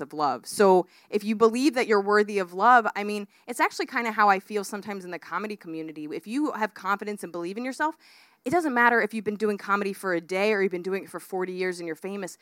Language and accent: English; United States